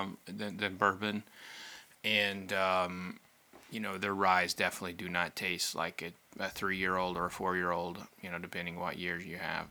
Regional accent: Oklahoma, United States; I grew up in Oklahoma

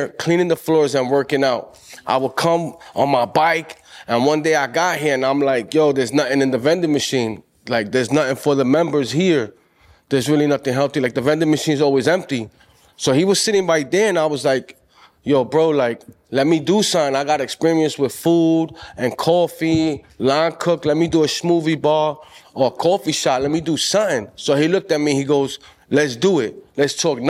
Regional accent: New York City, New York, United States; I'm from the Boogie Down Bronx, and my family's from Puerto Rico

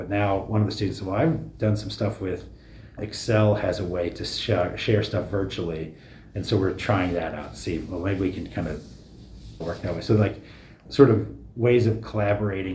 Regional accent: the Ozarks, southern Missouri, United States; moved away; I grew up in the Ozarks, southern Missouri

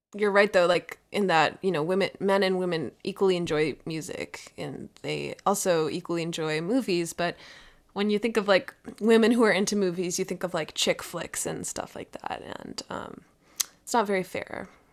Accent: Minnesota, United States; my home state

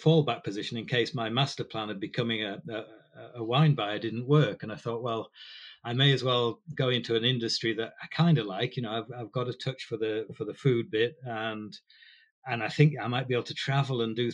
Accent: Harrogate, Yorkshire and the Humber, United Kingdom; I was brought up in Harrogate, a working class family

